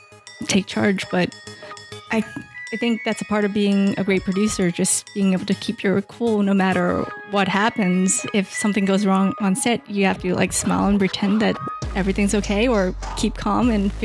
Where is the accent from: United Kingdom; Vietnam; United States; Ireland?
Vietnam; born there; I was born in Vietnam. Like a lot of Vietnamese immigrants at the time, it was right after Saigon fell to the communists.